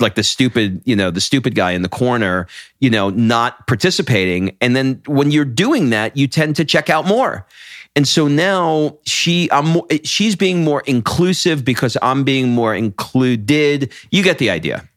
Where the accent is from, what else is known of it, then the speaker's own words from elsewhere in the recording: New York, United States; I'm from New York